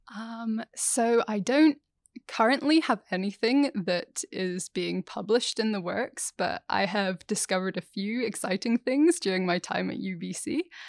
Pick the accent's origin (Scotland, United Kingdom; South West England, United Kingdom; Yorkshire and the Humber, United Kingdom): Scotland, United Kingdom; growing up in Scotland, the only flies we had were midges